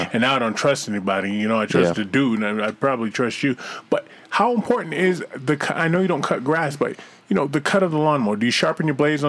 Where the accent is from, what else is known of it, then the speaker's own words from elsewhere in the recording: New Jersey, United States; I was raised in New Jersey. I was raised real poor.